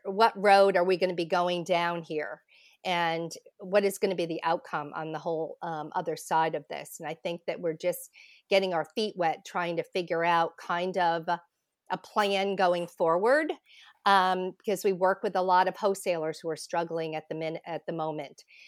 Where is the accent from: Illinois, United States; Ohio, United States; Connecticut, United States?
Connecticut, United States; I grew up in Connecticut